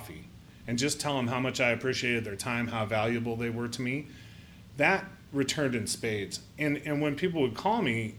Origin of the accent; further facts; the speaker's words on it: Northeast Ohio, United States; now in Columbus, United States; I grew up in Northeast Ohio and went to Ohio State.